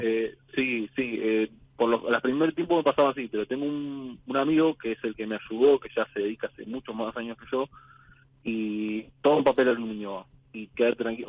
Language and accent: Spanish; Buenos Aires, Argentina; De Villa del Parque, Capital Federal